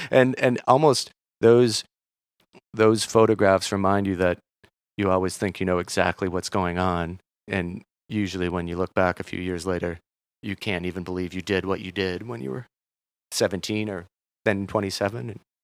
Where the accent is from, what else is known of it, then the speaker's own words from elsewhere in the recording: Minneapolis, Minnesota, United States; moved away; also born or lived in Maine; I'm from Minneapolis